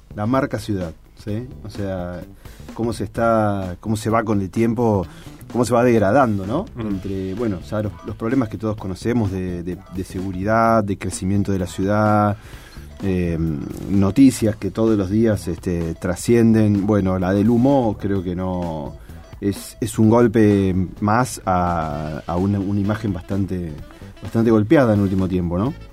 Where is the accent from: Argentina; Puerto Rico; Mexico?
Argentina; Rosario, Santa Fe; como rosarinos también, ¿cierto? Si, elegimos seguir viviendo acá